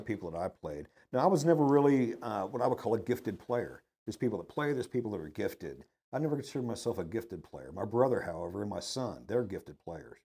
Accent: Dallas, Texas, United States; also born or lived in Wooster, Ohio; now in Houston, United States; growing up in Dallas

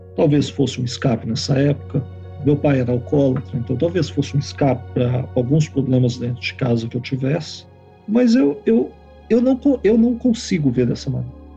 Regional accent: Belo Horizonte, Minas Gerais, Brazil; also born or lived in São Paulo; now in Canada; Eu sou de Minas, de Belo Horizonte. Depois, posteriormente, mudei para São Paulo e agora Canadá.

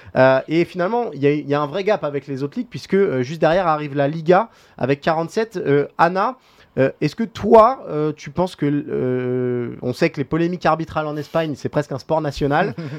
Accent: France; en tant que Français

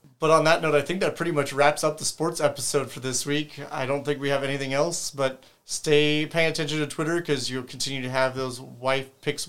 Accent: San Diego, California, United States; growing up in San Diego, I've gone to a couple games in Mexico, and Tijuana to see the Cholos play.

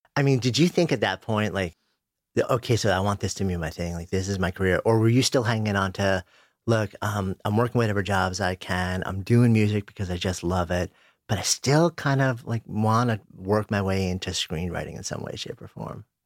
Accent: New York, United States; I grew up just outside of New York. I've been in the city for thirty years.

